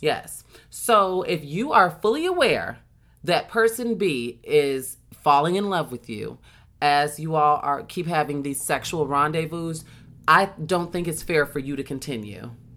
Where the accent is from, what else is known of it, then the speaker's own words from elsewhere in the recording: Chicago, Illinois, United States; I have, had a huge house uh, that I grew up in in Chicago.